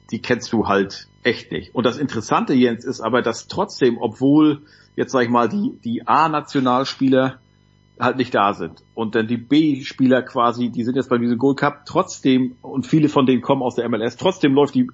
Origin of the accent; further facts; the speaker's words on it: Northern Germany, Germany; also für mich als Norddeutscher Wismar, kennt man vielleicht in Süddeutschland nicht